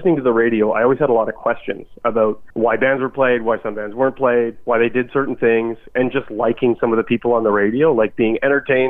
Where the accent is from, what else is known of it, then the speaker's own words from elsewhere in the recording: Ottawa, Ontario, Canada; also born or lived in North Bay, Ontario; I grew up in Ottawa